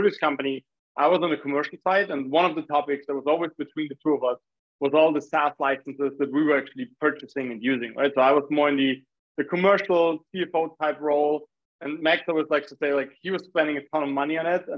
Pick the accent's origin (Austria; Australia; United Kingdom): Austria; Graz, Styria; I'm originally from Austria, which is actually the city where Arnold Schwarzenegger was born